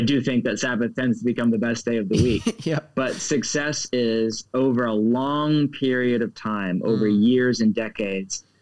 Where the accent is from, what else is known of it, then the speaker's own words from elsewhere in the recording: United States; I'm speaking as an American.